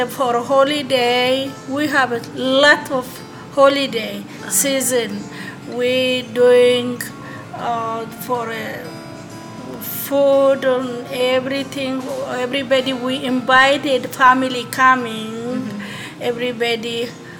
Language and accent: English; Ethiopia; moved away as an adult; now in Houston, United States; I'm coming from Ethiopia